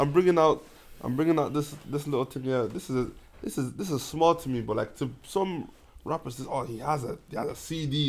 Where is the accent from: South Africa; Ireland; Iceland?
Ireland; as Irish people, as even black as black Irish people